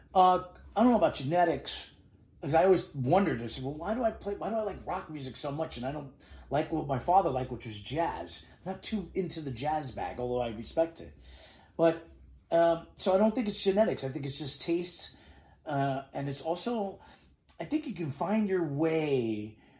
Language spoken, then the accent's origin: English; New York City, New York, United States; moved away as an adult; now in Miami, United States; I'm born and raised in New York City. So, a New Yorker, just like my father too